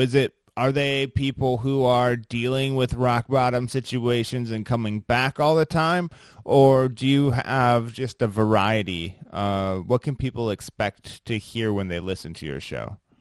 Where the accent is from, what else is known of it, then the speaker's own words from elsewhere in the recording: Midwest, United States; I'm from the Midwest